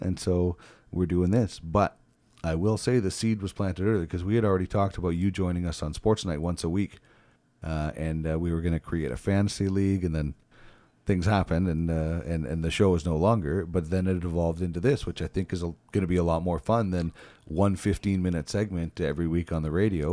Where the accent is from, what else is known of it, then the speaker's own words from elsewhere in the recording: Brandon, Manitoba, Canada; moved away as an adult; now in Edmonton, Canada; originally born and raised in Brandon